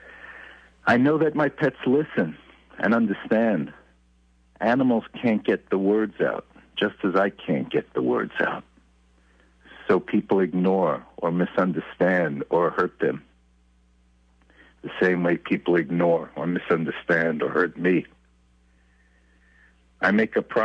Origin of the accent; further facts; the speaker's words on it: New York City, New York, United States; also born or lived in Brooklyn, New York; I was born in Brooklyn and had my earliest childhood in Brooklyn, New York, and I grew up for many of my years in Far Rockaway, Queens